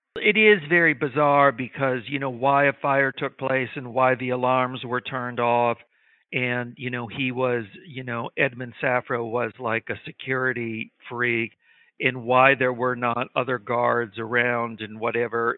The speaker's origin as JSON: {"language": "English", "region": "Midwest", "country": "United States", "tie": "born or raised there", "said": "I grew up in the Midwest"}